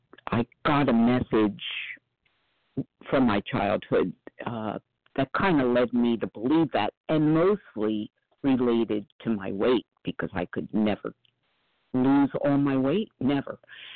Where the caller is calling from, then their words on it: Philadelphia, Pennsylvania, United States; from outside of Philadelphia, where I just looked out the window, and it's currently flaring for the first time.